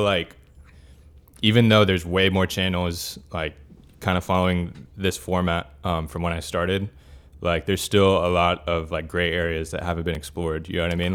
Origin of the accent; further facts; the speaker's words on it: Miami, Florida, United States; born and raised in Miami, that's where, like, I'm living right now